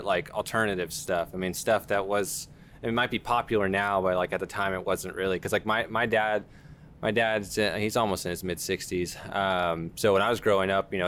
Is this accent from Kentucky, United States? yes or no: no; Duncanville, Texas, United States; growing up in Dunganville